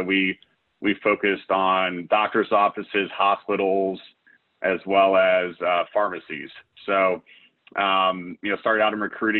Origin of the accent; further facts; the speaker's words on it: Akron, Ohio, United States; moved away as an adult; also born or lived in Pittsburgh, Pennsylvania / Nashville, Tennessee; my career brought me back to Cleveland, where I'm originally from. I'm from the Akron area, so it was great to get back here to be closer to friends and family.